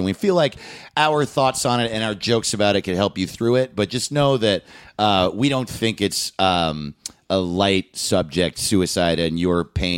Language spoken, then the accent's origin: English; Manhattan Beach, California, United States; I'm from Manhattan Beach and Newport Beach. Hermosa Beach. all my favorite beaches.